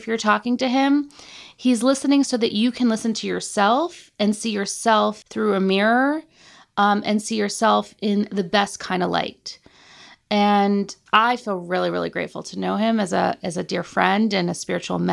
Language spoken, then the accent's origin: English; United States; I'm American